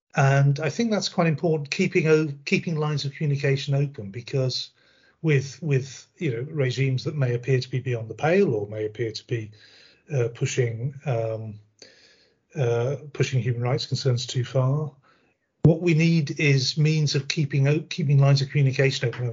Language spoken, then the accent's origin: English; United Kingdom; we in the UK